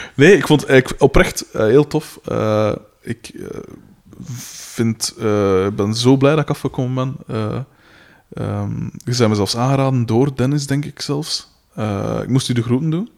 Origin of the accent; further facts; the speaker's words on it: Aalst, Flanders, Belgium; ik kom van Katten van Aalsten